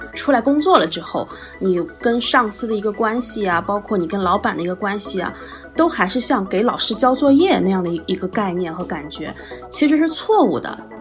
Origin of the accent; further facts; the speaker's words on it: Shandong, China; moved away as an adult; also born or lived in Shanghai; now in Hong Kong; 我是山东人嘛，就是我是山东的考生，然后其实我能够去到上海的学校并不是很多